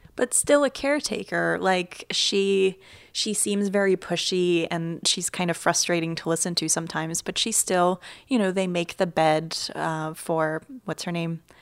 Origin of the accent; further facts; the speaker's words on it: Ukraine; moved away; I grew up in Ukraine